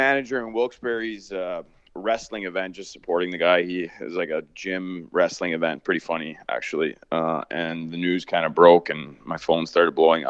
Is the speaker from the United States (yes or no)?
no; Canada; Obviously, I'm North American. I'm Canadian. Lived in this society my whole life, but over there is just like a calmness to the air.